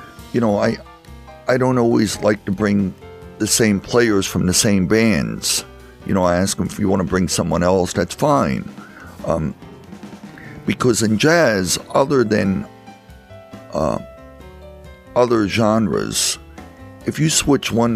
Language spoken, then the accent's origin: English; Easton, United States; I grew up in Easton